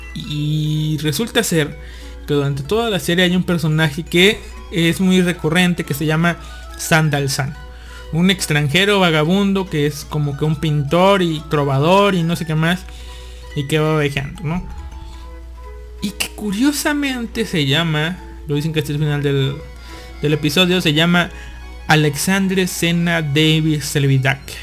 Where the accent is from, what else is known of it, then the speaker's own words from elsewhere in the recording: Veracruz, Mexico; moved away as an adult; now in Monterrey, Mexico; mi pueblito natal